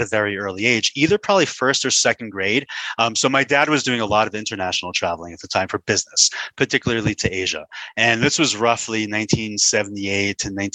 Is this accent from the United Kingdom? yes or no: no; New York City, New York, United States; moved away as an adult; also born or lived in Los Angeles, United States; now in Denver, United States; growing up in New York, I was exposed to a huge number of cultures